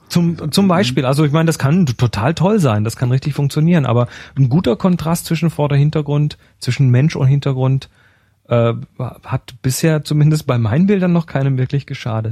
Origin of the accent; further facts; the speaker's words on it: Germany; bei uns in Deutschland